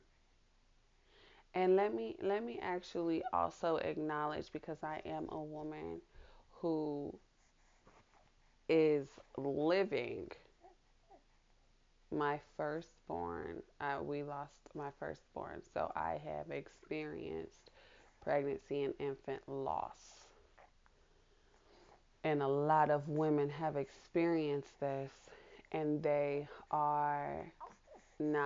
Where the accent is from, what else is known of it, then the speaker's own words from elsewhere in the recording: Kansas City, Missouri, United States; my hometown, Kansas City, Missouri